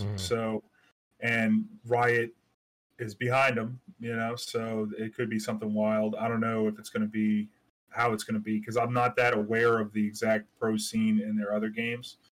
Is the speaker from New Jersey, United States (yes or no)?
no; New Orleans, Louisiana, United States; I'm from New Orleans